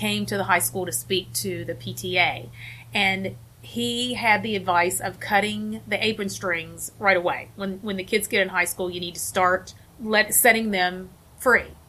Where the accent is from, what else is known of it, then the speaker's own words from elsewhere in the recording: West Virginia, United States; also born or lived in Cleveland, Ohio / Delaware; now in Wilmington, United States; I grew up in West Virginia.